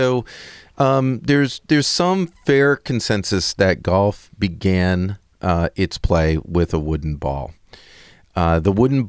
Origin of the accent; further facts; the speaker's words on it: New York, United States; I'm from New York, so maybe it does come through a little.